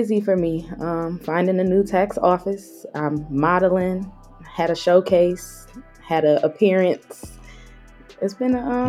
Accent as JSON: {"language": "English", "town": "Mount Clemens", "region": "Michigan", "country": "United States", "said": "I'm from Mount Clemens."}